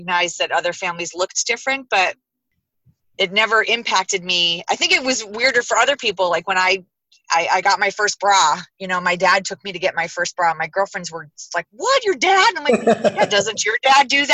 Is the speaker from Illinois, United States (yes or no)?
yes; Chicago, Illinois, United States; also born or lived in California; now in Southern California, United States; I was born and raised in the suburbs of Chicago, with my dad